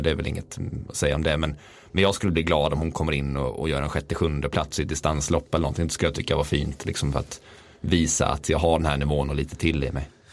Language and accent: Swedish; Mullsjö, Jönköping County, Sweden; moved away; Jag är från Mullsjö